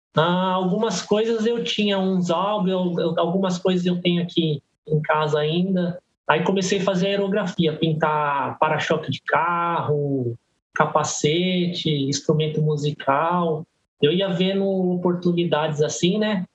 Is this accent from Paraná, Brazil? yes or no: no; Guarulhos, São Paulo, Brazil; also born or lived in Belenzinho, São Paulo; sou de Guarulhos há 43 anos. Nasci no Belenzinho, mas desde pequeno é, vim para Guarulhos, então sou guarulhense